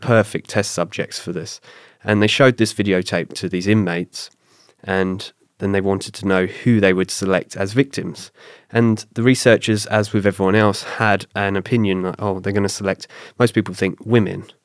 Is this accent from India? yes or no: no; south coast of England, United Kingdom; accent: British; moved away as an adult; also born or lived in London; now in Canada; I moved from my hometown on the south coast of England up to London